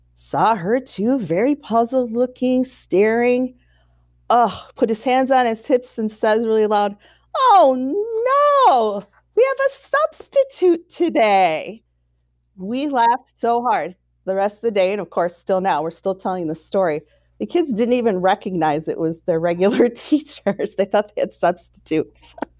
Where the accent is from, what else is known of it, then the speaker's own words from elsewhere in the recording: Saint Paul, Minnesota, United States; I was born and raised in Saint Paul, Minnesota